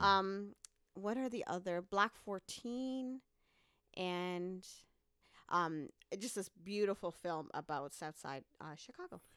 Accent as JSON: {"language": "English", "region": "Dar es Salaam", "country": "Tanzania", "tie": "born or raised there", "also_born_or_lived": "Canada", "moved": "yes", "lives_now": "Columbia, United States", "said": "I'm originally from Tanzania, Dar-, Dar es Salaam, Tanzania, which is, um, where I was born"}